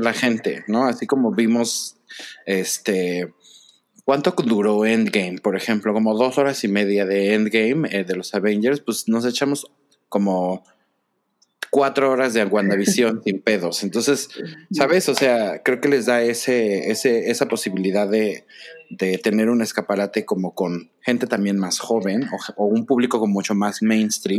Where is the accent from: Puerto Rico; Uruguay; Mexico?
Mexico; como persona mexicana